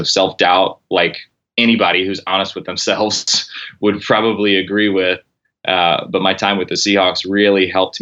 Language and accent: English; Corpus Christi, Texas, United States; moved away as an adult; also born or lived in Oklahoma / Fort Worth, Texas / New Orleans / Seattle; I grew up in Corpus Christi, Texas, which is South Texas